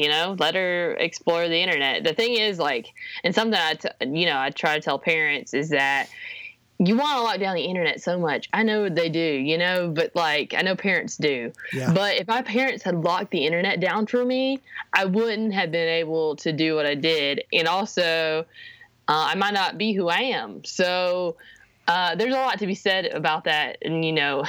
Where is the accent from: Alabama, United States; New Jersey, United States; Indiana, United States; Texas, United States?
Alabama, United States; now in Nashville, United States; I grew up in Alabama, but I live in Nashville, Tennessee now